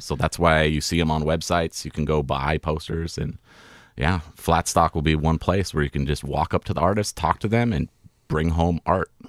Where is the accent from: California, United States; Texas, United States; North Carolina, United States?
California, United States; moved away; I grew up in California going to Tahoe and was outside all the time